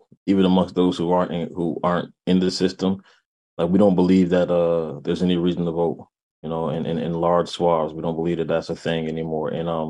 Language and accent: English; New Haven, Connecticut, United States; now in Hartford, United States; Yeah, I'm … I'm born and raised in New Haven. Resident of Hartford right now.